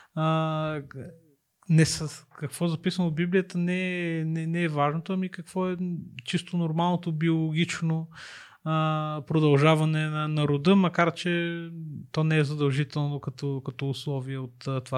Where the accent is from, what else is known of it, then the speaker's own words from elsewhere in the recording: Sofia, Sofia City, Bulgaria; Аз също съм от Хаджи Димитър, аз не съм от да. центъра на, на София